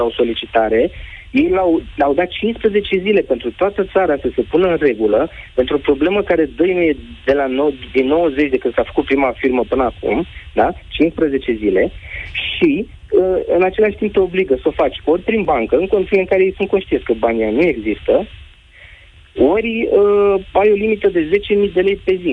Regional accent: Romania; sunt din România

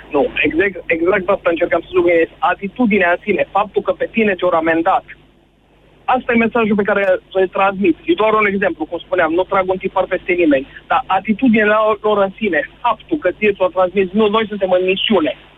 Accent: Drobeta-Turnu Severin, Mehedinți County, Romania; now in Timișoara, Romania; Eu sunt din Severin și fac Timișoara Severin foarte

